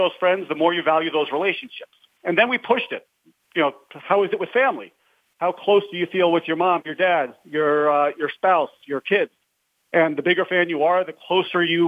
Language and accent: English; New York, United States; I grew up in New York